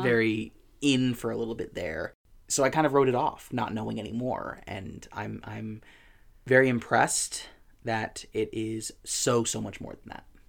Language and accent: English; United States